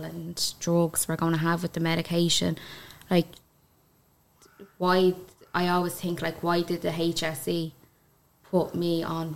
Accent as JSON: {"language": "English", "area": "Kildare", "region": "Leinster", "country": "Ireland", "tie": "born or raised there", "said": "I come from Kildare. Country girl."}